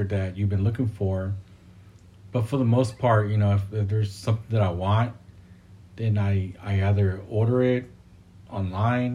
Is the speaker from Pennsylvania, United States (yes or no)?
no; Fremont, California, United States; I'm born and raised in Fremont in the Bay Area